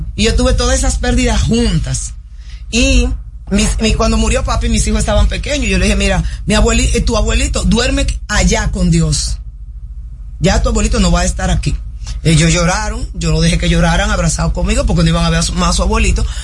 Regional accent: Dominican Republic; los dominicanos éramos una de las personas que éramos más fácilmente adaptables

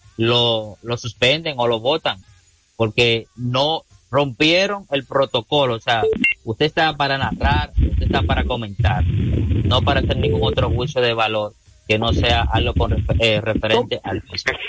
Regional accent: Dominican Republic; aquí en este país

